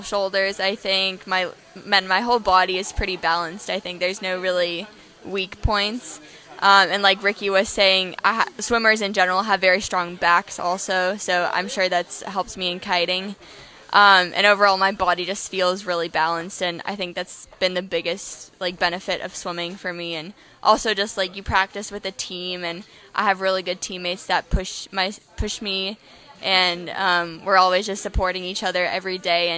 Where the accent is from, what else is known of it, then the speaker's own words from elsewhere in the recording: San Francisco, California, United States; I'm from San Francisco, California